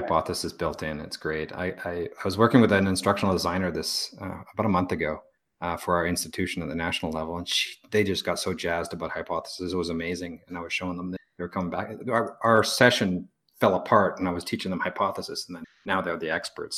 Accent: Victoria, British Columbia, Canada; moved away; Victoria, British Columbia, where I'm from

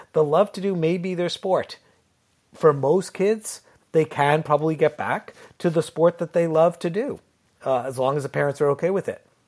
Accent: Connecticut, United States; now in Ontario, Canada; I lived in Connecticut, so New England, so we still had ice

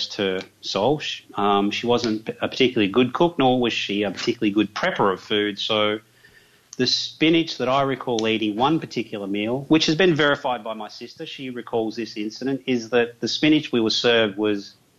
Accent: Geelong, Victoria, Australia; accent: Australian; I actually grew up in a suburb of my hometown called Corio, C-O-R-I-O.

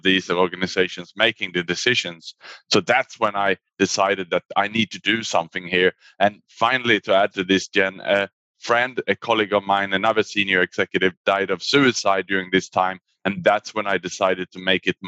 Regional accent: Sweden; moved away as an adult; also born or lived in Australia / Asia; now in Singapore; I was born in Sweden, and then I actually went to study in Australia at university.

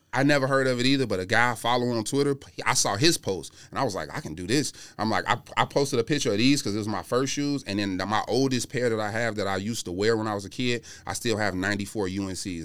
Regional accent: Chicago, Illinois, United States; I'm from Chicago

